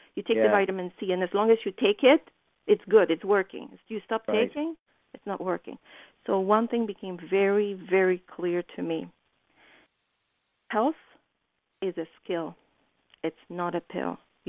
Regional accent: Poland; You know, I think that what helped me is my being very naive when I was coming from Poland.

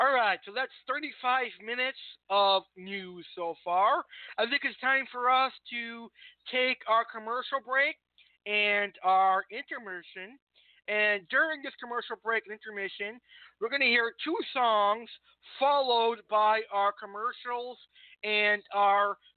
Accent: Massachusetts, United States; my home state

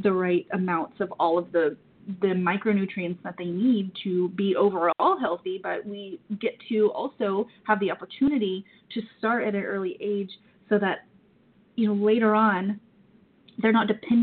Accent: the South, United States; I'm from the South

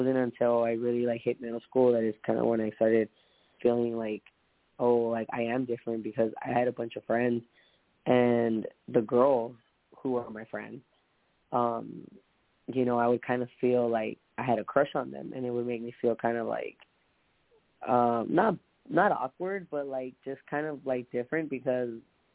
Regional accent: Long Beach, California, United States; I was born in Long Beach.

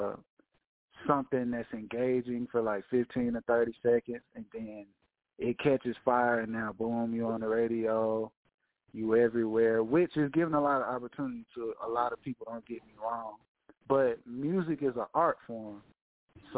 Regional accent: Atlanta, Georgia, United States; also born or lived in Paulding County, Georgia; I'm calling all the way from Atlanta, Georgia, man, native

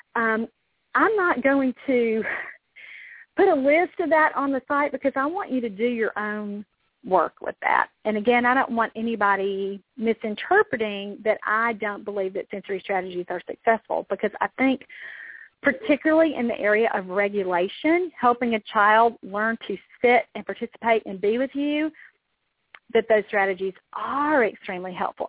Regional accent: Mississippi, United States; deep south. I'm from Mississippi

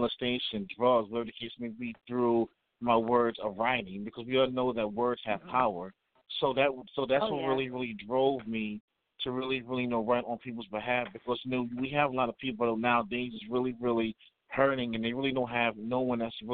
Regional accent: New York City, New York, United States; now in Valdosta, United States; I was born in New York City, but I reside here in Valdosta, Georgia.

